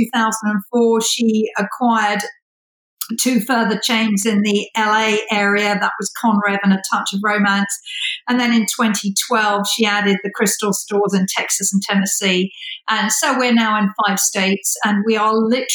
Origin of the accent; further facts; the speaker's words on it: United Kingdom; moved away; I'm British